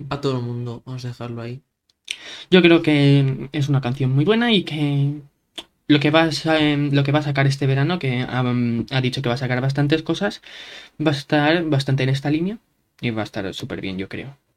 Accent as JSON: {"language": "Spanish", "region": "California", "country": "United States", "said": "Es que es verdad que a mí, soy de California"}